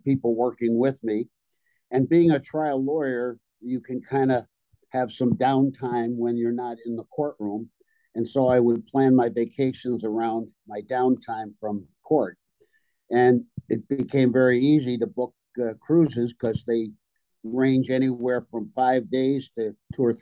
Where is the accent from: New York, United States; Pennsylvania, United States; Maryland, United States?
New York, United States; New York City; now in Buffalo, United States; I was born in New York City. And I mm-hmm. went to school in upstate New York, and I made that my home up in Buffalo, New York.